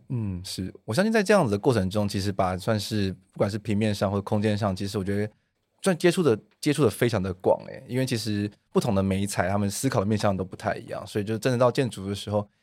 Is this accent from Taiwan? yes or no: yes; Taichung, Taiwan; 那我同时本身也是一个九岁小孩子的爸爸，那我也来自台中，我们要讲台语